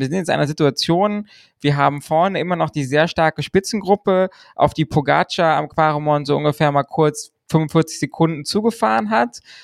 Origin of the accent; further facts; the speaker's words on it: Germany; wir befinden uns im deutschen Twitter-Space, wir sind Deutsche